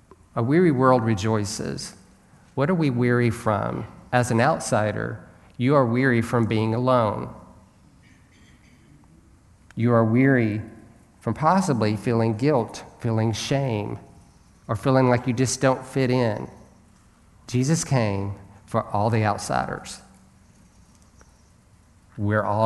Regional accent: United States; as an American

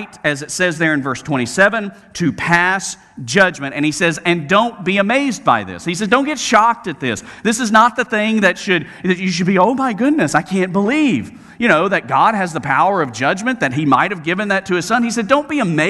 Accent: Alabama, United States; growing up in Alabama

